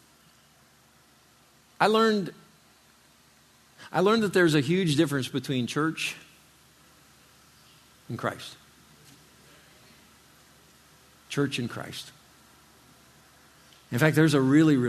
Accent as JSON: {"language": "English", "region": "Indiana", "country": "United States", "tie": "born or raised there", "moved": "yes", "lives_now": "Florida, United States", "said": "I grew up in Indiana. I didn't live in Florida my whole life"}